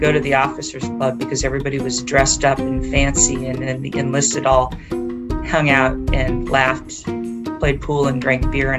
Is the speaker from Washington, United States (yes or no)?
yes; Oak Harbor, Washington, United States; some of my earliest memories were growing up in Oak Harbor, Washington, which is where a major Northwest Protection Navy base is.